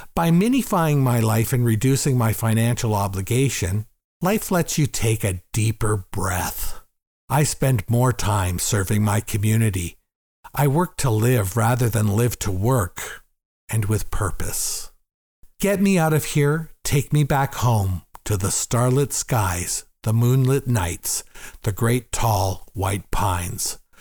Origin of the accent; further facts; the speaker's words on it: Gravenhurst, Ontario, Canada; also born or lived in Toronto; my hometown, Gravenhurst